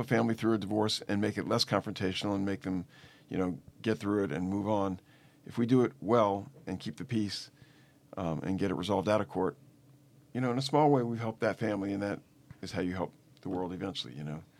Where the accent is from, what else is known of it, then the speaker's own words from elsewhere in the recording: New Orleans, Louisiana, United States; moved away as an adult; also born or lived in Boston / Atlanta; I grew up in New Orleans